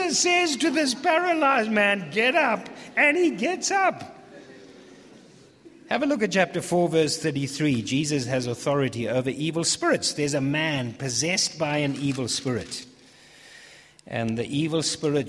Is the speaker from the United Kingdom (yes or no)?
yes; England, United Kingdom; I'm too English for that.